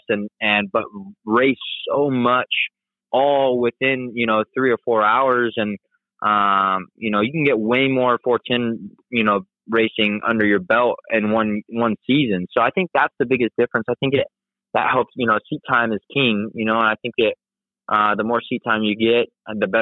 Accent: California, United States; growing up in California

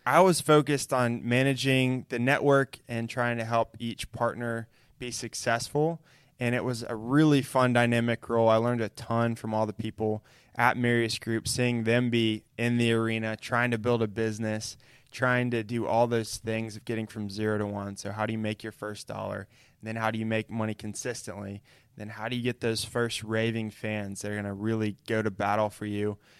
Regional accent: Chattanooga, Tennessee, United States; I grew up in Chattanooga, Tennessee, where we are right now

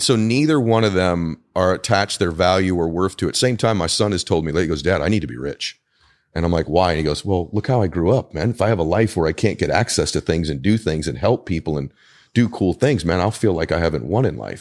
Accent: Weymouth, Massachusetts, United States; moved away; I'm also from New England originally. So I was born in Weymouth, Massachusetts.

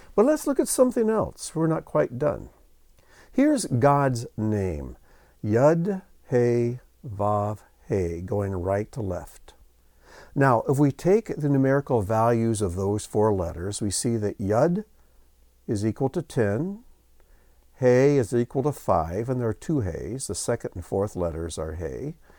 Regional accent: United States; growing up in the United States

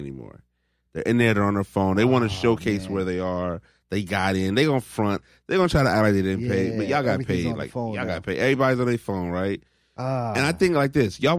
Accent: Phoenix, Arizona, United States; I'm from Phoenix

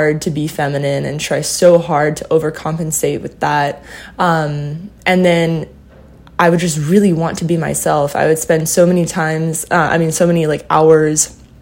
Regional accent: Southern California, United States; now in New York City, United States; I grew up in Southern California in a family of four people

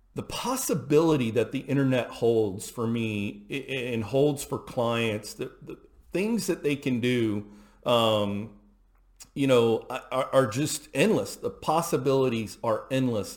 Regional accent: Houston, Texas, United States; I grew up in Houston, Texas

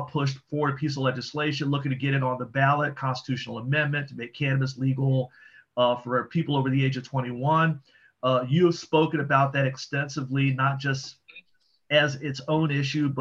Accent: Fort Washington, Maryland, United States; moved away as an adult; now in Howard County, United States; I was raised in South Prince George's County. I'm a Fort Washington guy.

